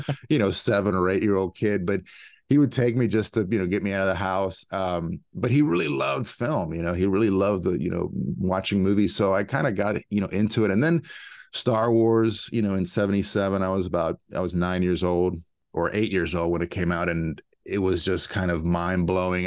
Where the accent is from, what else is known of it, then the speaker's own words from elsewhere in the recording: a suburb of DC, Maryland, United States; I grew up in Maryland, you know, b, a suburb of D C.